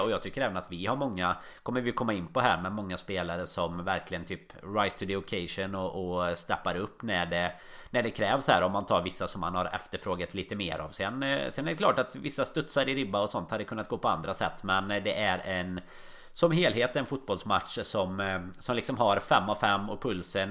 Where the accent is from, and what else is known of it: Sweden; now in Liverpool, United Kingdom